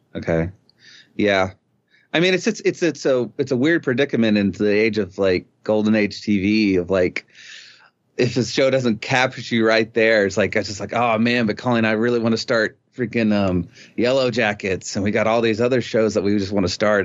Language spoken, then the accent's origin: English; East Texas, United States; growing up in East Texas